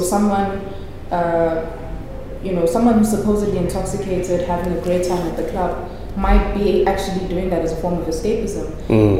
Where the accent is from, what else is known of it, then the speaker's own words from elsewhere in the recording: South Africa; the sort of mental health awareness and education we have in, you know, as a South African society.